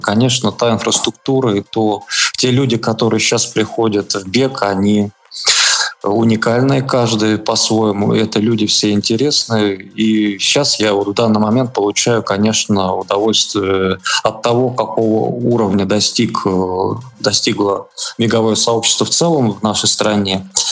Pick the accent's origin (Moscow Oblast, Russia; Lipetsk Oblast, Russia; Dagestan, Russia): Lipetsk Oblast, Russia; moved away as an adult; also born or lived in Saint Petersburg; я родом из Липецкой области